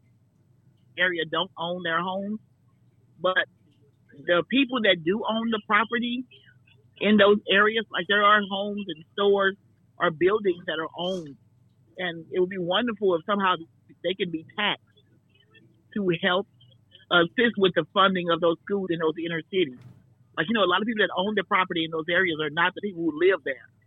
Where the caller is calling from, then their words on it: Carrollton, Texas, United States; Calling from Carrollton, Texas